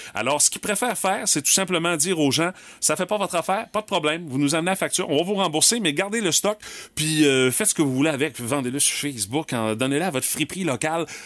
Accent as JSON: {"language": "French", "region": "Quebec", "country": "Canada"}